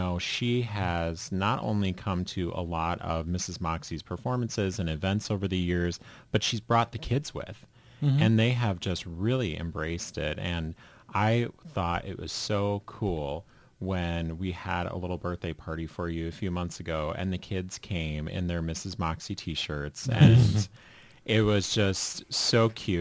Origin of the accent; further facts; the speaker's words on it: Red Wing, Minnesota, United States; also born or lived in Farmington, Minnesota; now in Northfield, United States; I grew up just south of Northfield in Red Wings.